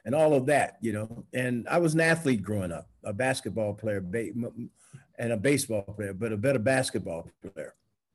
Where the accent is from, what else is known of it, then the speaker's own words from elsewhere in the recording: St. Louis, Missouri, United States; also born or lived in Mexico / Puerto Rico / Cuba; I always read books growing up in St. Louis, Missouri